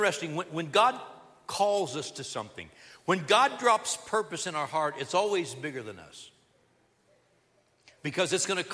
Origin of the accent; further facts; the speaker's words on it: Southern California, United States; moved away as an adult; I was raised in Southern California